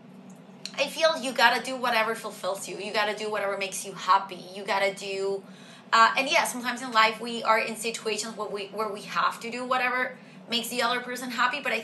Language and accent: English; Venezuela; moved away; I come from Venezuela